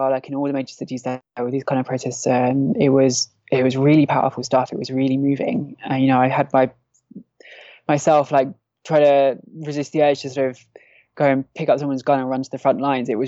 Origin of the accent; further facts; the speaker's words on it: Derik, Al-Hasakah Governorate, Syria; there was a protest on the night um, in Derik, my hometown, that the attack started